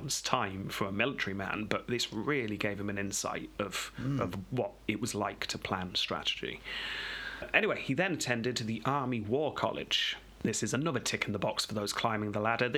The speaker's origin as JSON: {"language": "English", "region": "England", "country": "United Kingdom"}